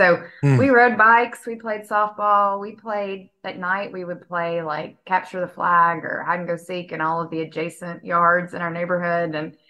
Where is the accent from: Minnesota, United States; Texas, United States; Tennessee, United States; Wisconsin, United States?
Tennessee, United States; Martin; also born or lived in Nashville, Tennessee; I grew up in Northwest Tennessee, so Martin